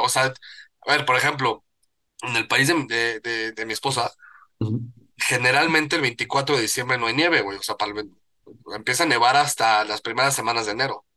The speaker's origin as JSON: {"language": "Spanish", "country": "Mexico", "said": "como buen mexicano"}